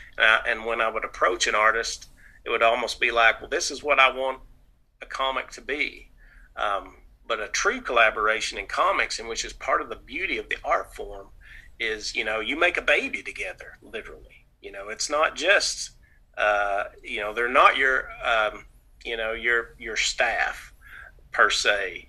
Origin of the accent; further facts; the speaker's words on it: the South, United States; accent: nasal twang; My nasal's twang. I'm from the South